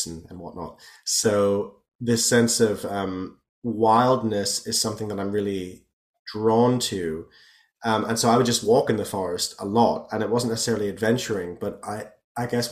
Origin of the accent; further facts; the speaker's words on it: the Taunus, near Frankfurt, Hesse, Germany; I grew up, I'm half Irish and half German, and I grew up in a region of Germany near Frankfurt called the Taunus